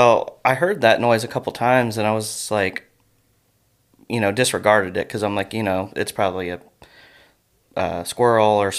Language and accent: English; Fairborn, Ohio, United States; I grew up in Fairborn, which is really close to Yellow Springs